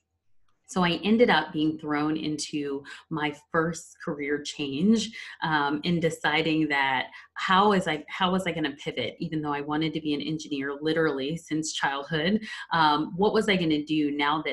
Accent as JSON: {"language": "English", "town": "Verona", "region": "New Jersey", "country": "United States", "said": "I'm originally from a small town called Verona, New Jersey"}